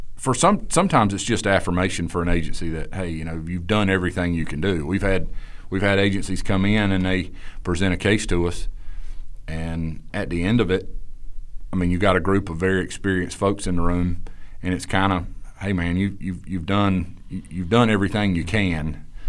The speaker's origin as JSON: {"language": "English", "region": "Eastern North Carolina", "country": "United States", "said": "I'm from Eastern North Carolina"}